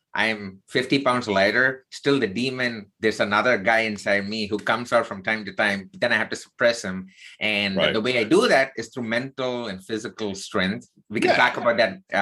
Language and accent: English; South India, India; now in United States; I was not born in the United States. So I grew up in the southern part of India